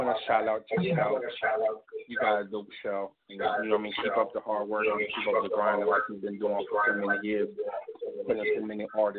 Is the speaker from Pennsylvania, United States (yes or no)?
yes; Norristown, Pennsylvania, United States; Actually, I'm from Philly, a town called Norristown.